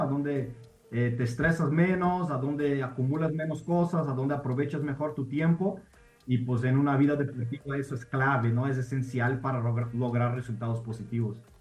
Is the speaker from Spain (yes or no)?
no; Brazil; moved away as an adult; also born or lived in Denver, United States / Puebla, Mexico; now in Mexico; cuando me regresé a Brasil ya adolescente, el deporte apenas iba empezando en mi país